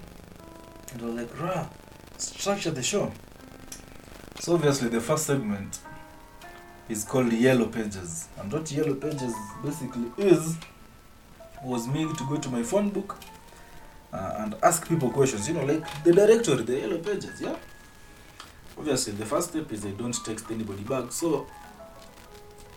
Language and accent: English; Kenya; as a Kenyan